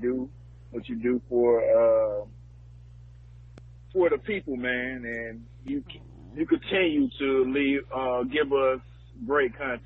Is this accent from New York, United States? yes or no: no; Georgia, United States; moved away; I'm actually driving down the mean highways of Georgia right now to my hometown